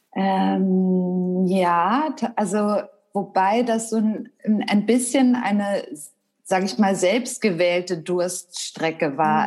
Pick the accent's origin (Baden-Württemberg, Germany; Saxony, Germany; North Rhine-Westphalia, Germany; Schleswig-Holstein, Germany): Schleswig-Holstein, Germany; Wedel; also born or lived in Hamburg; also ich komme ursprünglich aus Wedel, das ist ja Schleswig-Holstein, mhm. aber ist ja so dicht an Hamburg dran. Ich bin auch in Hamburg zur Schule gegangen